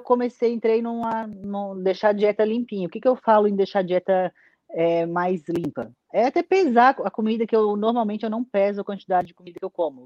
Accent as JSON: {"language": "Portuguese", "region": "Santa Catarina", "country": "Brazil", "said": "lá no meu estado de Santa Catarina"}